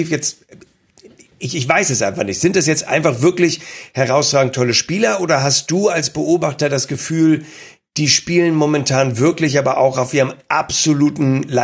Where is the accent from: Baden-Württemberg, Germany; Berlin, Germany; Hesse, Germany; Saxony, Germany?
Hesse, Germany; Frankfurt; nein, nein, würde ich das als Frankfurter wollen